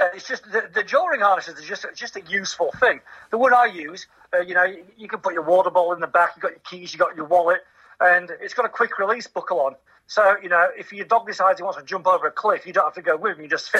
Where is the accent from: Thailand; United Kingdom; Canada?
United Kingdom; Northern England; moved away as an adult; now in Christchurch, New Zealand; I'm from Northern England